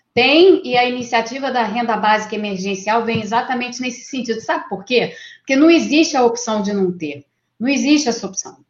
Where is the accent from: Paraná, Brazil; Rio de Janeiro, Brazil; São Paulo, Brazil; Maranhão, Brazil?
Rio de Janeiro, Brazil; eu sou do Rio de Janeiro